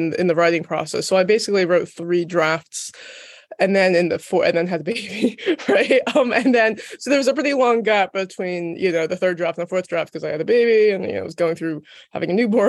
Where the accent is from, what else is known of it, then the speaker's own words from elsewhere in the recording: United States; moved away as an adult; also born or lived in London; I'm American, but I moved to London specifically to see if I could work in film